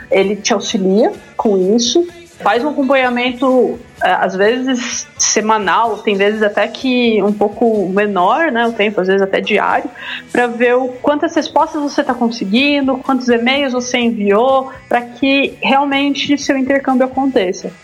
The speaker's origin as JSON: {"language": "Portuguese", "town": "Ribeirão Preto", "region": "São Paulo", "country": "Brazil", "said": "Ribeirão, de onde eu sou, no interior de São Paulo"}